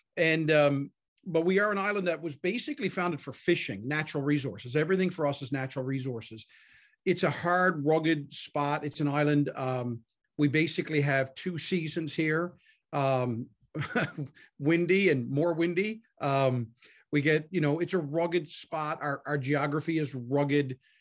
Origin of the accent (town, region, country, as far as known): Newfoundland and Labrador, Canada